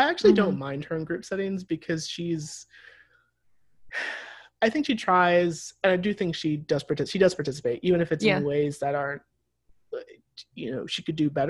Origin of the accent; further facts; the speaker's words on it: Midwest, United States; We are from the Midwest, we are easily scandalized.